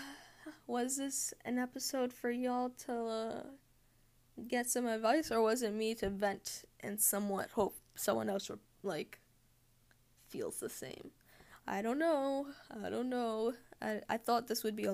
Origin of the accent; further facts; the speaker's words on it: Massachusetts, United States; I'm from North America, specifically the USA, specifically Massachusetts